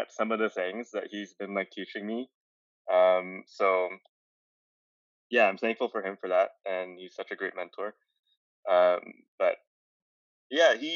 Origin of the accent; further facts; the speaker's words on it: Calgary, Alberta, Canada; moved away; I'm originally from Calgary, Alberta, and back there, I studied graphic design